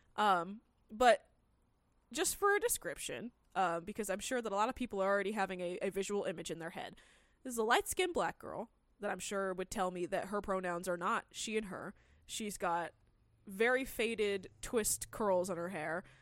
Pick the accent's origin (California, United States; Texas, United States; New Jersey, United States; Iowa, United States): California, United States; I grew up in California my entire life